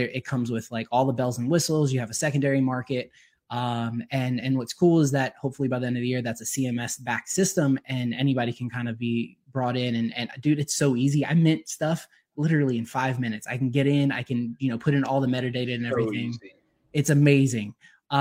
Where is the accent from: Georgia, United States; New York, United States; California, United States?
Georgia, United States; I'm from Georgia. I live just, you know, north of the city